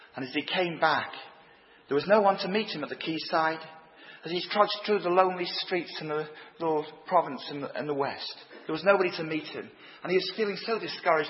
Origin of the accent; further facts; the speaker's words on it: Leeds, Yorkshire and the Humber, United Kingdom; moved away as an adult; now in Ireland; Although I've lived in Ireland for 34 years, I grew up in Leeds.